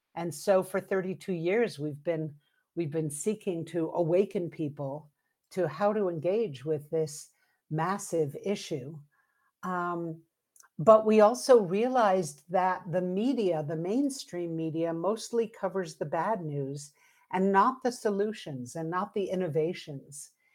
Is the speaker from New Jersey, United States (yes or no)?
no; New York City, New York, United States; now in Santa Fe, United States; I grew up in New York City